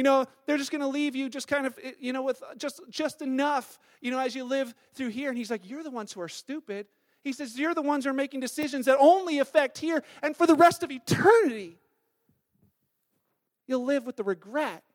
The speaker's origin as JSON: {"language": "English", "country": "Canada", "said": "being Canadian"}